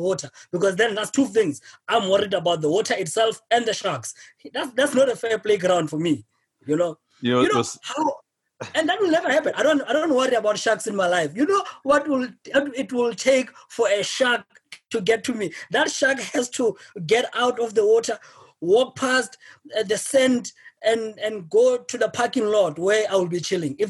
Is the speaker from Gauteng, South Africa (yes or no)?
no; Free State, South Africa; now in Johannesburg, South Africa; I am originally from the Free State, is a province outside. Like South Africa has 9 provinces, so I'm originally from there